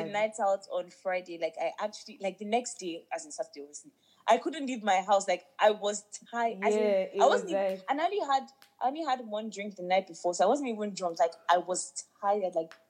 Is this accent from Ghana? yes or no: yes; Ghana; They can't try this in my hometown, Ghana.